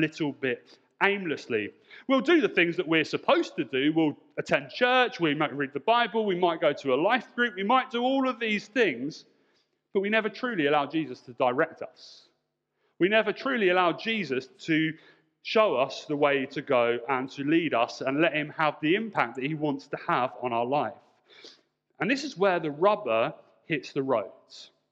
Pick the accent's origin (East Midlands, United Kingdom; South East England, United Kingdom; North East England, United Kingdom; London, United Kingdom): South East England, United Kingdom; Portsmouth; I grew up in Portsmouth, and if you know Portsmouth, you may know that Portsmouth is an island